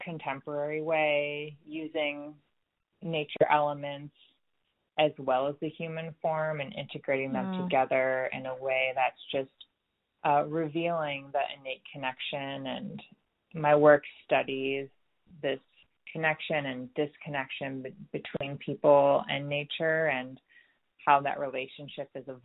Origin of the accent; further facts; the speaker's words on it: New York, United States; moved away as an adult; also born or lived in West Coast; I'm originally from New York